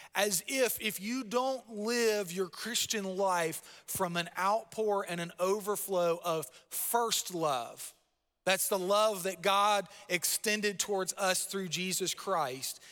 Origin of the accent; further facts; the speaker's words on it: Palm Bay, Florida, United States; I grew up in Palm Bay, Florida